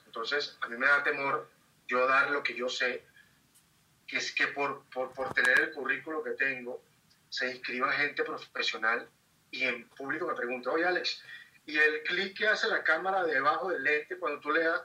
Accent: Caracas, Capital District, Venezuela; moved away as an adult; now in Mexico; En Caracas, de donde soy

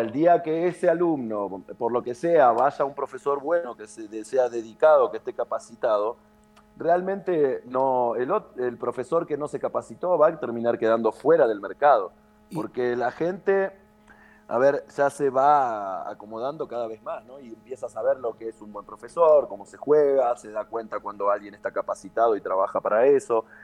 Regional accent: Villa Ballester, Buenos Aires Province, Argentina; Ballester, San Martín, que es de donde soy yo.

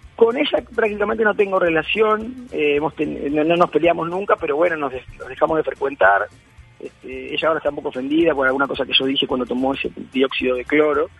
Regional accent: Uruguay; now in Buenos Aires, Argentina; soy uruguayo

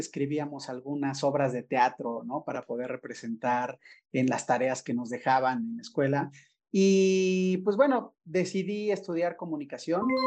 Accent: Puebla, Mexico; moved away as an adult; also born or lived in Mérida, Yucatán; yo soy poblano, pero regresé, siempre quise regresar a trabajar y estar en Puebla viviendo

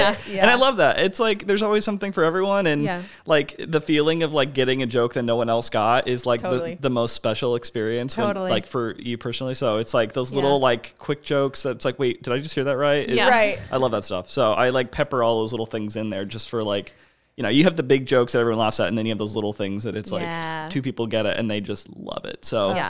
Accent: Silver Spring, Maryland, United States; it's I was growing up in Silver Spring, Maryland, and there was this theater there that's still there now.

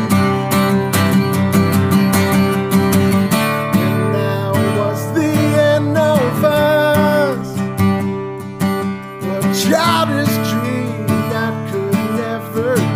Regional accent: northern Utah, United States; growing up in Utah, I was a member of the church technically in high school

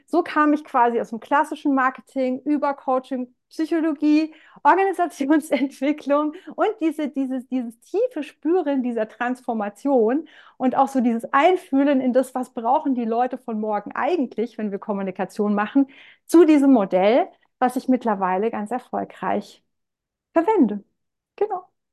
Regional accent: Rhineland-Palatinate, Germany; komme aus der Pfalz

